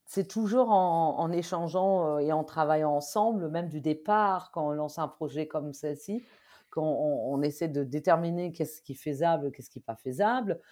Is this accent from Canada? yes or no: no; Germany; accent: German; French is a second language; now in France; si vous avez peut-être entendu mon accent, je suis allemande de base.